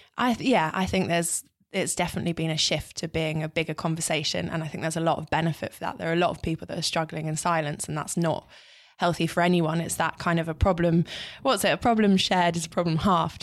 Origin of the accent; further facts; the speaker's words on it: London, United Kingdom; I grew up in North London